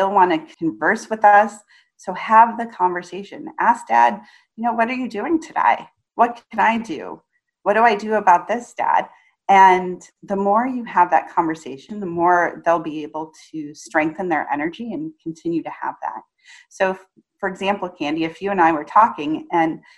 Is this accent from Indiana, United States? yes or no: yes; Indiana, United States; I grew up in Indiana